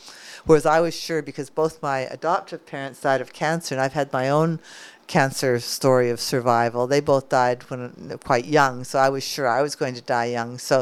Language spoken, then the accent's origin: English; Calgary, Alberta, Canada; moved away as an adult; also born or lived in United States; now in Australia; Growing up in Calgary, Alberta